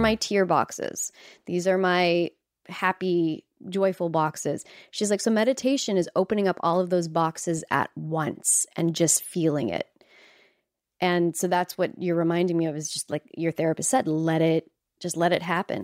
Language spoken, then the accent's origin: English; Canada; moved away as an adult; now in Los Angeles, United States; as a Canadian, uh, living in Los Angeles